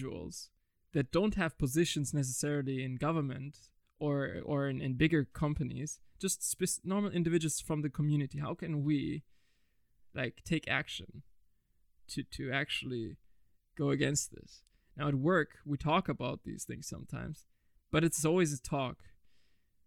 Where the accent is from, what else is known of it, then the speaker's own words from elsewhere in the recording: Germany; I was born and raised in Germany. My skin didn't have to adapt in a way, because it's never really hot here.